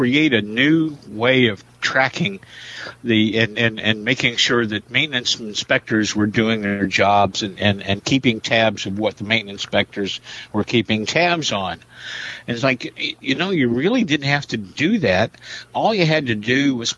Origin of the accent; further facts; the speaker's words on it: Indiana, United States; my hometown in Indiana